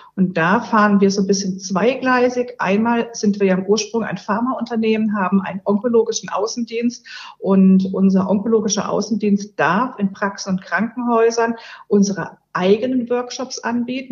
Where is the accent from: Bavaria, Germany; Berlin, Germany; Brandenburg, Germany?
Berlin, Germany; ich komme aus Berlin und wir haben in Berlin, gerade wo ich wohne, ein sehr, sehr hartes Leitungswasser.